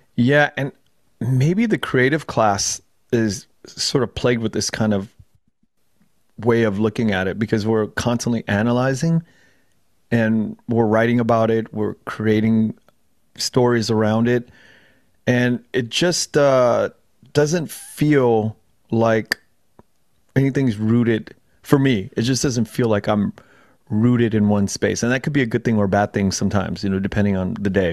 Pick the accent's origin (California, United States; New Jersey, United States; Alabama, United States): California, United States; Los Angeles; also born or lived in Chambersburg, Pennsylvania; we moved out when I was like a year old to LA. And I grew up in Koreatown for the first 25 years of my life in Koreatown in LA.